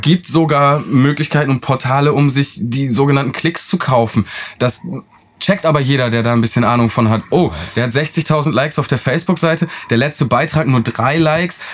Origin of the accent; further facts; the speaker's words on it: Northern Germany, Germany; now in Oldenburg, Germany; Wir kommen jetzt hier um aus Norddeutschland